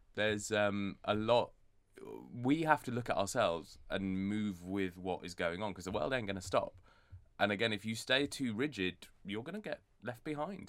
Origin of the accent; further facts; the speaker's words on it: Bradford, Yorkshire and the Humber, United Kingdom; moved away as an adult; also born or lived in Edinburgh; I was born and raised in Bradford